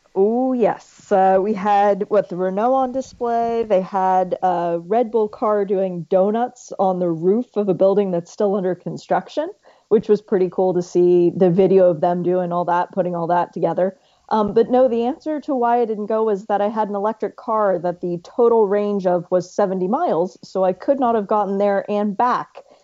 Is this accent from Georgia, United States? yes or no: no; Miami, Florida, United States; I'm from Miami